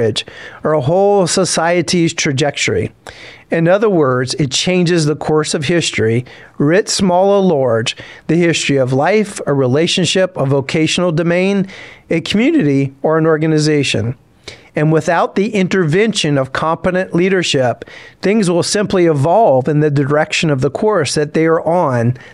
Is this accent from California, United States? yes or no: no; South Louisiana, United States; I grew up in South Louisiana